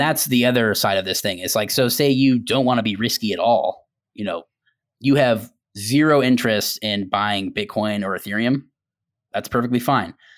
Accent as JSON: {"language": "English", "town": "Tampa", "region": "Florida", "country": "United States", "tie": "born or raised there", "said": "I was born and raised in Tampa as well"}